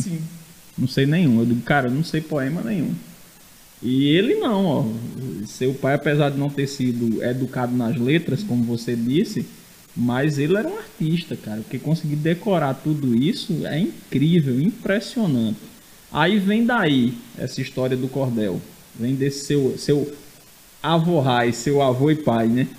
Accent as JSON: {"language": "Portuguese", "town": "Rio Tinto", "region": "Paraíba", "country": "Brazil", "moved": "yes", "lives_now": "João Pessoa, Brazil", "said": "Se bem que eu não sou de João Pessoa também, eu sou de Rio Tinto, eu também sou é. um migrante"}